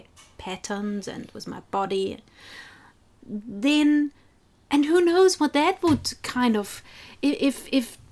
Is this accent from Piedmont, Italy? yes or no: no; South Tyrol, Trentino-Alto Adige, Italy; now in New Zealand; my region, where I grew up, South Tyrol, in the north of Italy